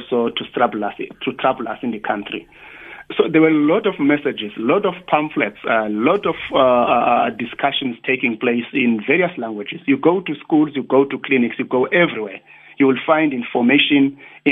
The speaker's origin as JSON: {"language": "English", "town": "Tsolo", "region": "Eastern Cape", "country": "South Africa", "said": "in my village, I'm coming from Tsolo"}